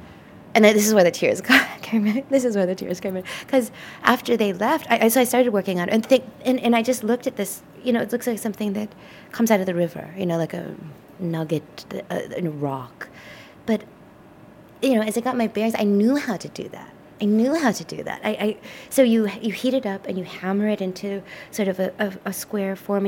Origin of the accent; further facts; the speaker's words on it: United States; also born or lived in Japan; But you know, I can't overlook the fact that I am an American, and our identities are associated with these amazing automobiles that we made